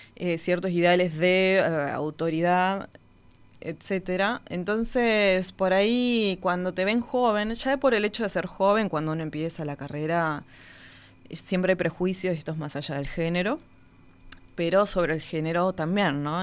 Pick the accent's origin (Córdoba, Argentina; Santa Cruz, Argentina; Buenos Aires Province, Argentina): Santa Cruz, Argentina; Río Gallegos; Yo nací en la ciudad de Río Gallegos, en la provincia de Santa Cruz, al sur de Argentina, hmm. Patagonia pura.